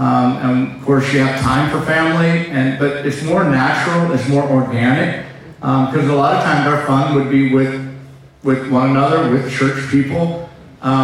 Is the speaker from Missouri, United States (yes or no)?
yes; St. Louis, Missouri, United States; moved away as an adult; also born or lived in Pacific Northwest; I'm from St. Louis.